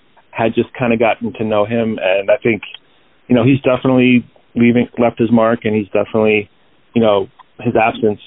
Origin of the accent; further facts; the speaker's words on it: Rockville Centre, New York, United States; moved away as an adult; now in Chicago, United States; And then we moved out to Long Island when I was like five, in Rockville Center, kind of this small town, like just on the southwest part of the island. But yeah, it was a nice place to grow up for sure